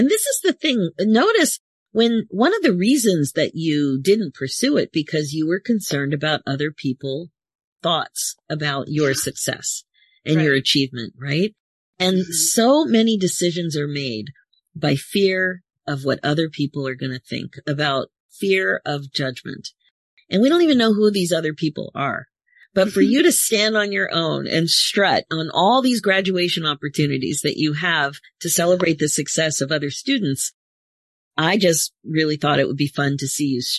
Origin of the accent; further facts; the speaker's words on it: Philadelphia, Pennsylvania, United States; now in Toronto, Canada; It was a mummer strut because I'm from Philadelphia.